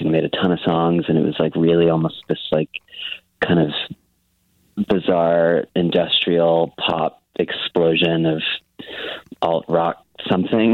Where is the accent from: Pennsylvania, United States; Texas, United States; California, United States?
Texas, United States; Dallas; also born or lived in Los Angeles; I'm from Texas, and I lived in Dallas, Fort Worth pretty much my whole life